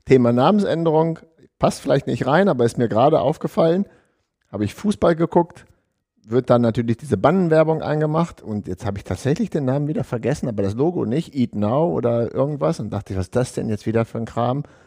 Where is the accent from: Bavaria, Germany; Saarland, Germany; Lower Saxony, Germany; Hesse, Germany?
Lower Saxony, Germany; Deister; meine Heimat, den Deister